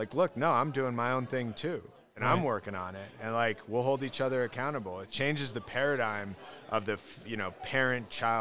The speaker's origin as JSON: {"language": "English", "region": "Colorado", "country": "United States", "tie": "born or raised there", "said": "I grew up in Colorado, wonderful"}